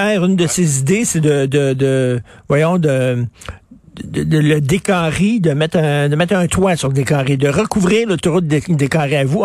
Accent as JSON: {"language": "French", "town": "Montreal", "region": "Quebec", "country": "Canada", "said": "je viens de Verdun"}